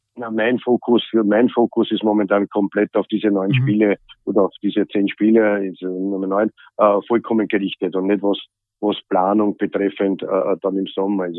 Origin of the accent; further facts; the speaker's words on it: Austria; hier bei uns in Österreich